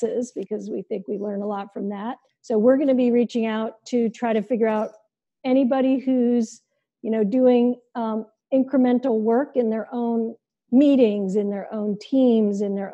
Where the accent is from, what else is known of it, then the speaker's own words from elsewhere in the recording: India; moved away; I grew up in India, as you may know, and one of the things my caretaker, my Aya, used to tell me